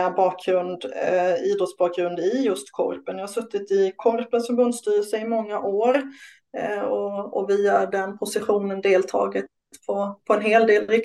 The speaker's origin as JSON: {"language": "Swedish", "region": "Småland", "country": "Sweden", "said": "Jag är från Småland"}